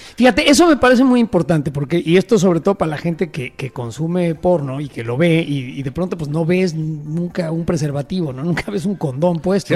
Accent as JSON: {"language": "Spanish", "country": "Mexico", "said": "cosas que decimos los mexicanos"}